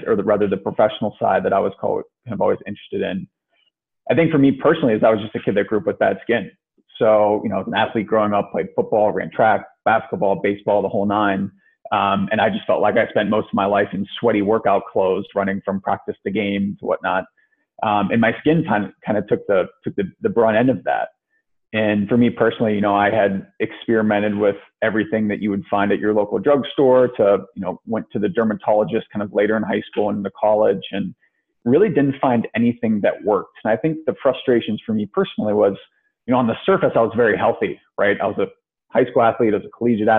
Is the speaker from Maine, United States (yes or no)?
no; Ohio, United States; moved away as an adult; also born or lived in New England / New York / Chicago; I'm from Ohio originally, went to school in New England, kind of spent some time working in New York in finance, ended up moving to Chicago